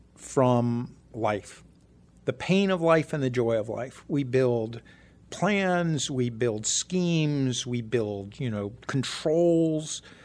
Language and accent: English; Ohio, United States; I grew up in Ohio